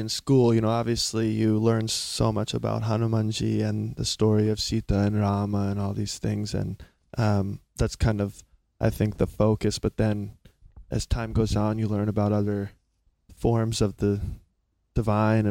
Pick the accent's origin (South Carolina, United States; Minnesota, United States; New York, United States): South Carolina, United States; moved away; also born or lived in California; I'm from a small, small town in South Carolina.